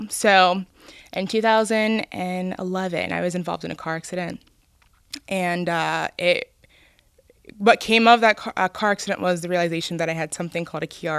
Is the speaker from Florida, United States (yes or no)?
no; Cincinnati, Ohio, United States; I grew up on the west side, actually.